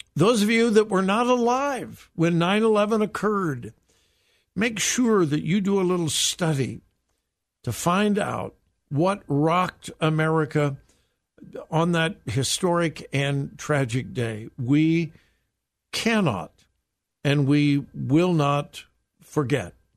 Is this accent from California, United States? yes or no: yes; Southern California, United States; moved away; I am from California, born and raised in Southern California. That's my home state